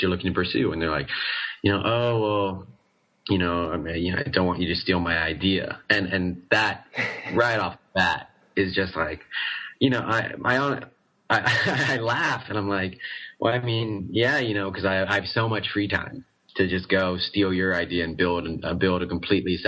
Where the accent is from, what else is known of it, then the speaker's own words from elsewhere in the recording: Oregon, United States; moved away as an adult; now in Guangzhou, China; I'm from Oregon